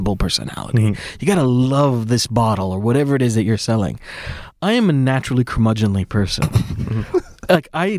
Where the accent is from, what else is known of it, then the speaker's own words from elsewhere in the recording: Orange County, California, United States; I grew up in Orange County